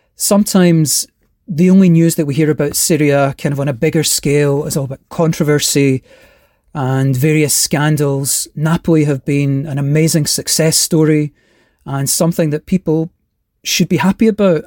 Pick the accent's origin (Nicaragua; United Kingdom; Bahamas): United Kingdom; Glasgow, Scotland; now in California, United States; I'm originally from Glasgow in Scotland, but now living in California.